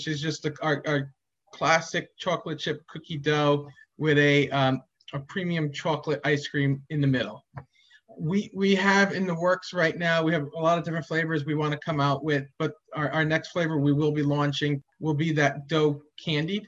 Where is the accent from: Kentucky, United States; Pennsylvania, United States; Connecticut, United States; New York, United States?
Connecticut, United States; Madison; when I was growing up in Madison